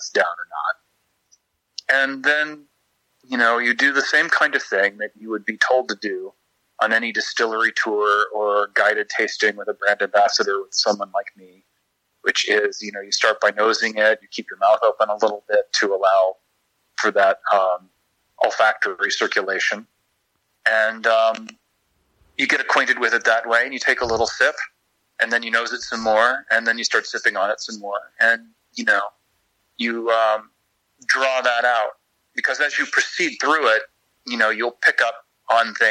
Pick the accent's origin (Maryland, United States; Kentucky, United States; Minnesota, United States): Kentucky, United States; I was born and raised in Kentucky